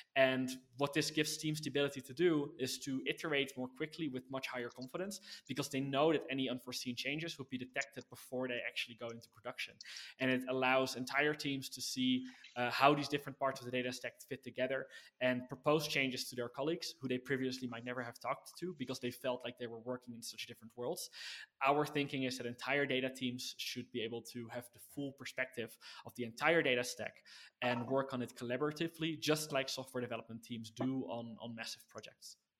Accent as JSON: {"language": "English", "country": "Netherlands", "tie": "born or raised there", "said": "born and raised in the Netherlands"}